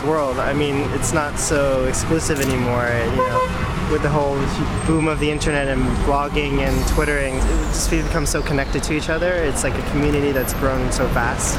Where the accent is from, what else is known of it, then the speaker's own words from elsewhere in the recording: Canada; I'm Canadian, yeah. Homebred